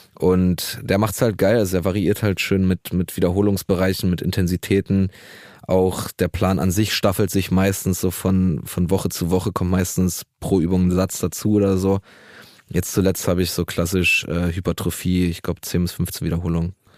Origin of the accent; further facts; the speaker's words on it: Berlin, Germany; ich bin auch in Neukölln groß geworden